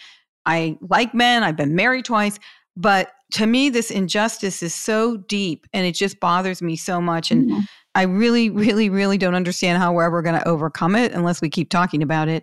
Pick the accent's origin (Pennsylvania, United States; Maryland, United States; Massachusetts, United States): Pennsylvania, United States; Pittsburgh; I'm from Pittsburgh